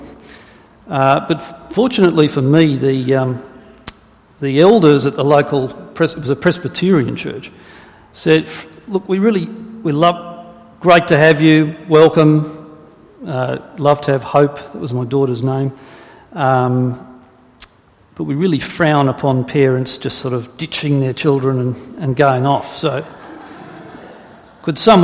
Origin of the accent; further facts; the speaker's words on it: Sydney, New South Wales, Australia; I grew up in Sydney, on the North Shore, in fact, a suburb called Lynfield, and it was a pretty ordinary Aussie childhood